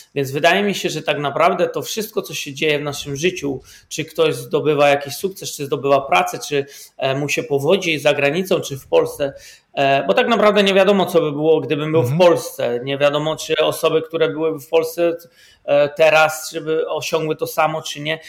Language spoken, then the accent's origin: Polish; Poland; moved away as an adult; now in Netherlands; pochodzę z Polski. 20 lat temu, ponad 20 lat temu wyjechałem z Polski i mieszkam w Holandii.